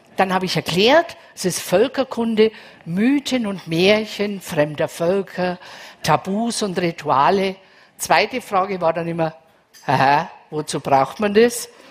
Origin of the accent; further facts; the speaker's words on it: Franconia, Bavaria, Germany; also born or lived in Munich; ich bin aus Bayern, für alle aus Bayern, ich bin aus Franken.